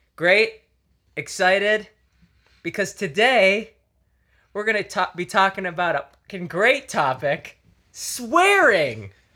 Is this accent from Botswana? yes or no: no; Canada; moved away; I grew up in Canada